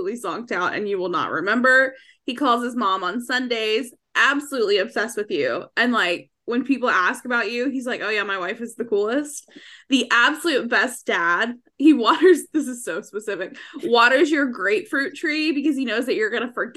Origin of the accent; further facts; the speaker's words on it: the South, United States; I'm from the South